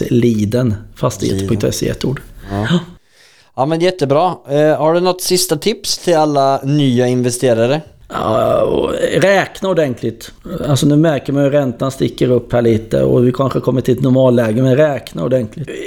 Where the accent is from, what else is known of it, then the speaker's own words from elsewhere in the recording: Linköping, Östergötland, Sweden; Höra lite dialekt från min hemstad Linköping.